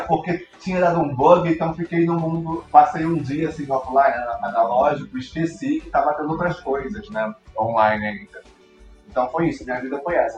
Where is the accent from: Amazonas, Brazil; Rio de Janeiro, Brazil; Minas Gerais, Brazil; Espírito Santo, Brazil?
Rio de Janeiro, Brazil; eu sou do Rio, fui para São Paulo só para isso.